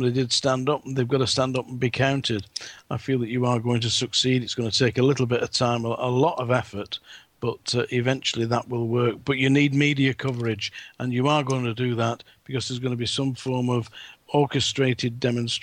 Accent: England, United Kingdom; I'm English

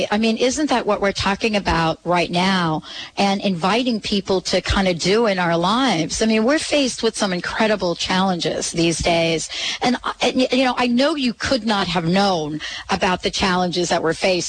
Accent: East Coast, United States; moved away; growing up on the East Coast

